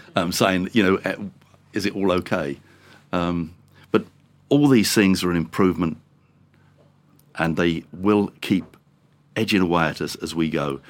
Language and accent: English; England, United Kingdom; being English